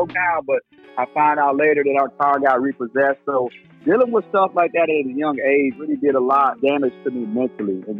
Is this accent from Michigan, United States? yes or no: yes; Detroit, Michigan, United States; moved away; also born or lived in the South; born and raised in Detroit, Michigan